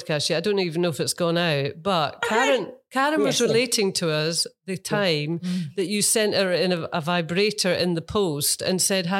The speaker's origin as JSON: {"language": "English", "region": "England", "country": "United Kingdom", "tie": "born or raised there", "moved": "as an adult", "lives_now": "Melbourne, Australia", "said": "Born and bred in England, left all my friends behind, but I'm spending the last years of my life on the other side of the world."}